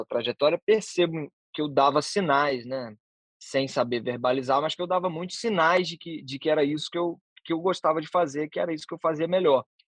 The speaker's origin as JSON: {"language": "Portuguese", "town": "Vitória", "region": "Espírito Santo", "country": "Brazil", "tie": "born or raised there", "also_born_or_lived": "Vila Velha", "said": "Fui nascido e criado em Santo Antônio, que é um dos primeiros bairros de Vitória"}